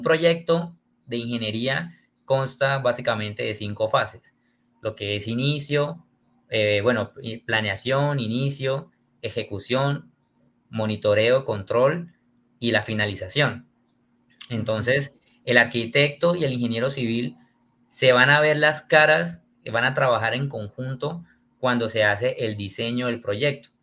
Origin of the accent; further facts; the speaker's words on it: Barrancabermeja, Santander, Colombia; yo soy de una ciudad que se llama Barranca Bermeja, está ubicada en el departamento de Santander